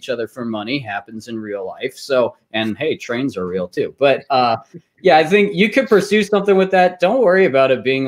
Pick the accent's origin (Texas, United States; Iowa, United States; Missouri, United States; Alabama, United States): Texas, United States; moved away; I'm originally from Texas